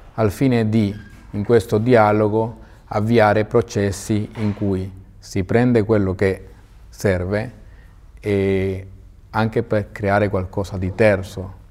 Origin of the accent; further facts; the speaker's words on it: Venezuela; moved away as an adult; now in Modena, Italy; sono nato in Venezuela, i miei erano emigrati verso il Venezuela Mm, sono nato e cresciuto lì